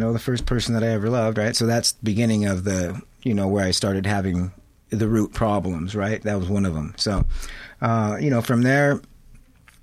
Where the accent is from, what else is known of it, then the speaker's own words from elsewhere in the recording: La Habra Heights, California, United States; I grew up in La Habra Heights.